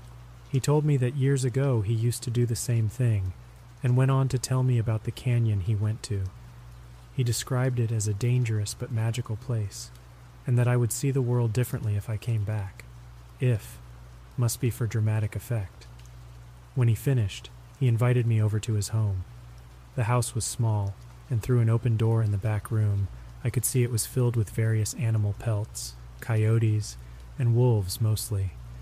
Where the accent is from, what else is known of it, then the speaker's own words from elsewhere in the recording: Arizona, United States; Growing up in Arizona, myths and legends are a part of life.